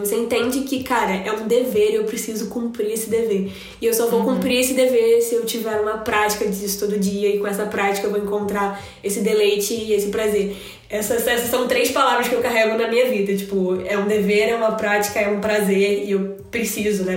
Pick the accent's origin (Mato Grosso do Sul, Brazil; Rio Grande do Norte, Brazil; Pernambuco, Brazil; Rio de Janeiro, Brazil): Rio de Janeiro, Brazil; now in Balneário Camboriú, Brazil; eu sou do Rio de Janeiro, mas atualmente estou morando em Balneário Camboriú